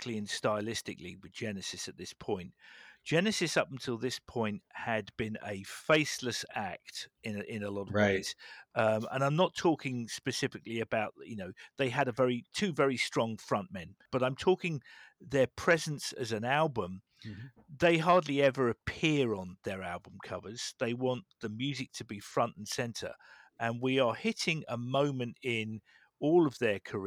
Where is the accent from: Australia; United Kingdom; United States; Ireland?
United Kingdom; England; moved away; I come from England